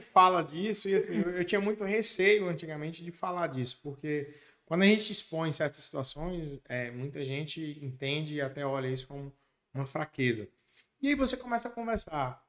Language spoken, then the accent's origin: Portuguese; Macaúbas, Bahia, Brazil; moved away as an adult; also born or lived in Ibitiara; now in Barreiras, Brazil; eu nasci no município de Ibitiara. Com nove anos de idade, meus pais se mudaram para Macaúbas. Eu costumo dizer que eu fui naturalizado macaubense